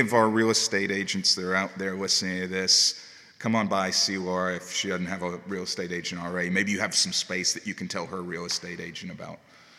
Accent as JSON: {"language": "English", "town": "Chamblee", "region": "Georgia", "country": "United States", "tie": "born or raised there", "said": "I've been in the area my whole life. I've been in Huntley Hills for 22 years now"}